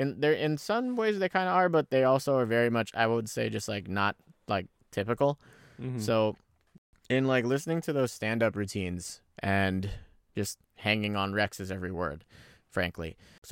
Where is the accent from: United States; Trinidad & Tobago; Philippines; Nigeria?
Philippines; born there; even though they were born in the Philippines and, you know, born and raised in the Philippines and everything like that, you know, they got married there, they had me there